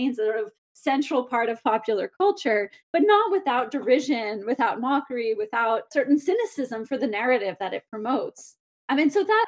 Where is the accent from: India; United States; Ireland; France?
United States; I'm American and here in the United States